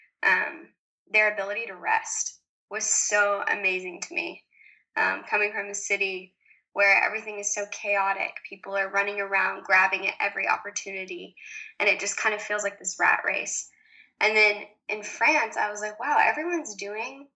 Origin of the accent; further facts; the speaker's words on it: the South, United States; moved away as an adult; also born or lived in New York City / Paris; I was born and raised in the South, surrounded by lots of country music and lovely, lovely people